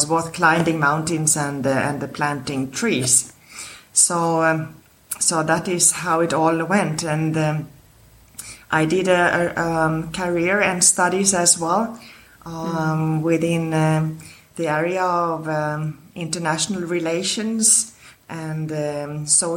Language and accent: English; Stockholm, Stockholm County, Sweden; I was born in Sweden, in Stockholm